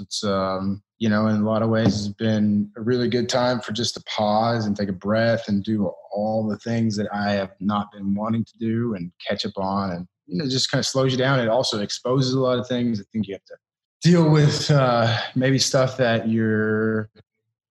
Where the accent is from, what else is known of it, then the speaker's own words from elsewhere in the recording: Kentucky, United States; I'm from Kentucky